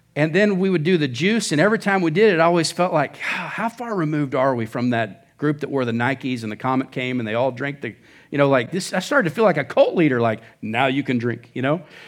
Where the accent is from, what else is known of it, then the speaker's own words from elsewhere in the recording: Oklahoma, United States; moved away as an adult; now in Surprise, United States; I'm from Oklahoma.